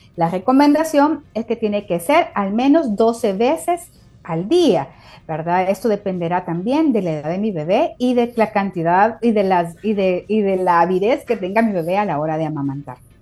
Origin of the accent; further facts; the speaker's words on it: El Salvador; mujeres salvadoreñas